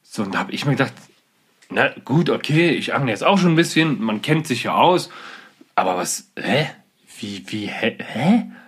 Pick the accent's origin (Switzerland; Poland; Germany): Germany; bei uns in Deutschland